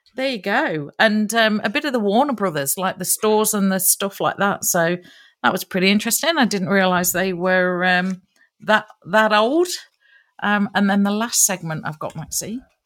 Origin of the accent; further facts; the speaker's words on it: Nottingham, East Midlands, United Kingdom; Nottingham is my hometown